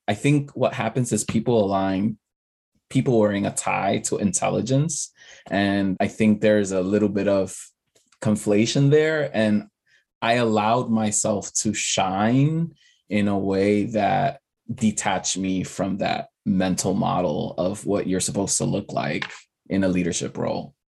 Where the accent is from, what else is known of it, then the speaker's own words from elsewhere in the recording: New York City, New York, United States; English is a second language; growing up as an undocumented student in the Bronx